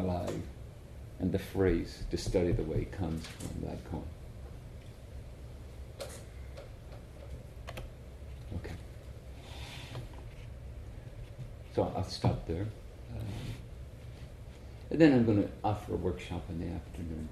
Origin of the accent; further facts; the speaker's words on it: Ireland; I'm from Ireland